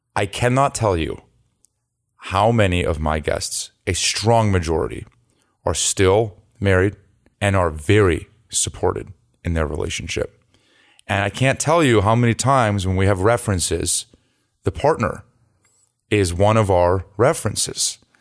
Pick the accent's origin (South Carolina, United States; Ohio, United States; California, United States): California, United States; Los Altos; moved away; I'm from the Bay Area